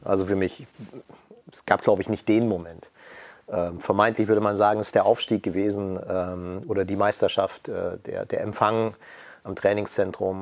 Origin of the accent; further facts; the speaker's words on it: Dresden, Saxony, Germany; moved away as an adult; zurück zu sein in meiner Heimatstadt